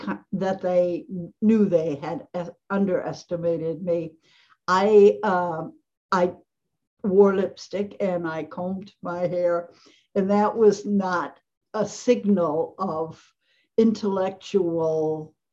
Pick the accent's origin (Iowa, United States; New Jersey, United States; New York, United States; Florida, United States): New York, United States; Elmira; moved away as an adult; also born or lived in Rochester, New York / Ohio; was born in Rochester, New York, and then stopped in Ohio. And then we moved to Elmira when I was about 5 years old. And it was a very nice place to grow up